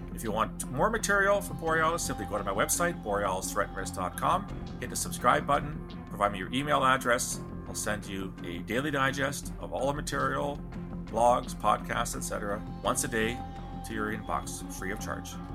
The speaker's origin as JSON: {"language": "English", "country": "Canada", "said": "the condition of being Canadian"}